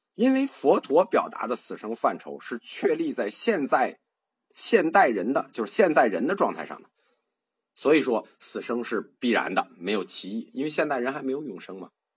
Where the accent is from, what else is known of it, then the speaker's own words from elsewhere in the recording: China; 我们中国人